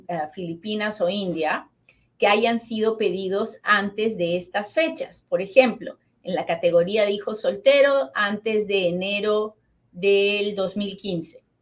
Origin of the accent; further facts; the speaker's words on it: Peru; now in United States; yo soy peruana